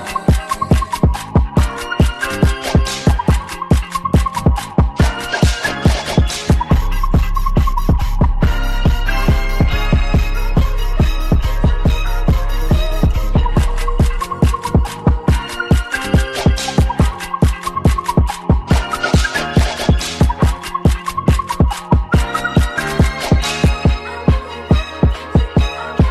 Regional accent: Franklin Township, New Jersey, United States; born or raised there

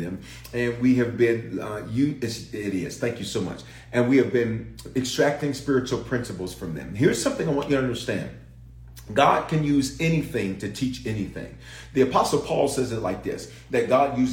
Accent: Memphis, Tennessee, United States; also born or lived in Denver, Colorado; I was born in Denver, raised in Memphis, reared in Memphis

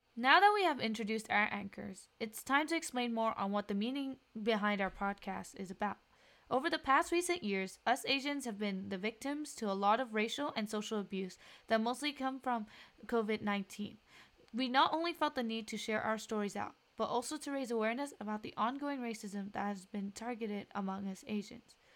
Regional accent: Ho Chi Minh City, Vietnam; moved away; I originally come from Ho Chi Minh City, Vietnam

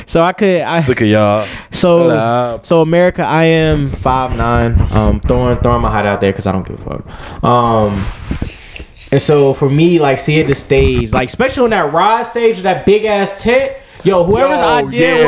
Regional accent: Creedmoor, North Carolina, United States; also born or lived in Greensboro; my hometown

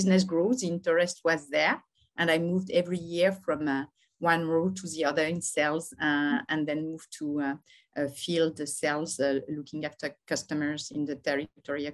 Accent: Lyon, Auvergne-Rhône-Alpes, France; moved away as an adult; now in Paris, France; I'm born in Lyon. I live now in Paris

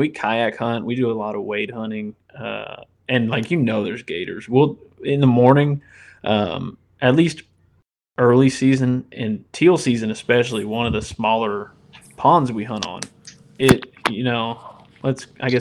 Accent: Indiana, United States; moved away as an adult; now in Louisiana, United States; I'm originally from Indiana, which we don't have any gators up there. And, you know, I moved down and I got to Louisiana in 2018

